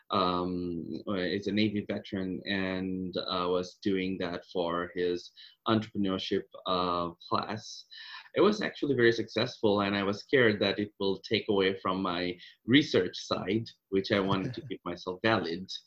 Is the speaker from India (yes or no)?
yes; Kolkata, West Bengal, India; moved away as an adult; Uh, I came from India, uh, Calcutta, a long, long time ago, uh, 2006.